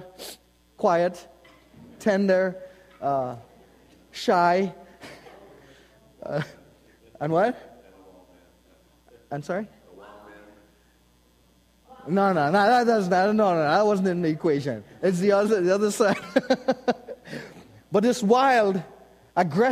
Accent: Trinidad & Tobago; now in United States; Growing up in Trinidad, where I was born, my grandfather was a Hindu priest.

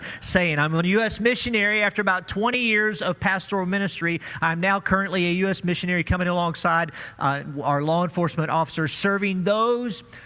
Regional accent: Farmington, Missouri, United States; I am from Farmington, Missouri

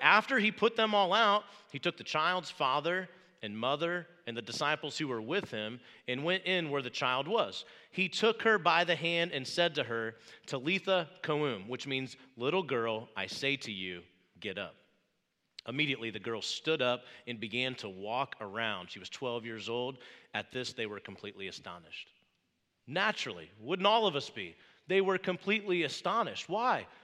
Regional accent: Wabash, Indiana, United States; moved away; I grew up in Wabash, Indiana, about three and a half hours from here, middle of a cornfield

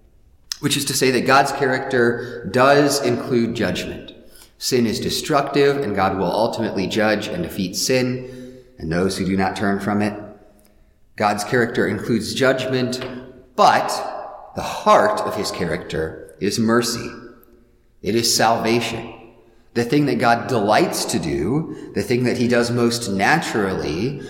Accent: Midwest, United States; I'm a Midwesterner because I'm not, you know, one of those coastal people or a Southerner.

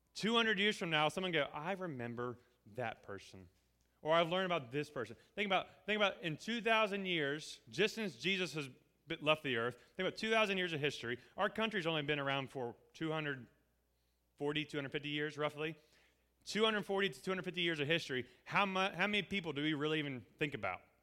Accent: Appalachia, United States; we're Appalachian here

